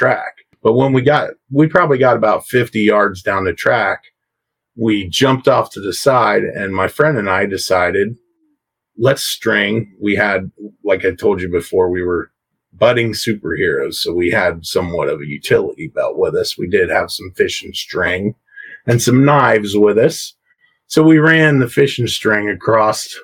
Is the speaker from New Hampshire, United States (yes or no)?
no; Coshocton, Ohio, United States; this is in Coshocton in Ohio, where I live, right here in my hometown